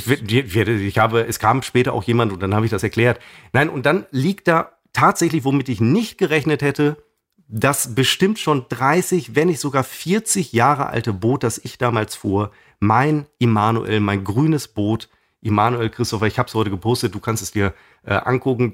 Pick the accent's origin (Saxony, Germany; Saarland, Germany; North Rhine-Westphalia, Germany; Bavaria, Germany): North Rhine-Westphalia, Germany; Münster; in meinem Heimatort Hiltrup, aus dem ich ja nun mal ursprünglich äh, komme, einem Stadtteil von, oder sagen wir mal dem Nobelstadtteil von äh, Münster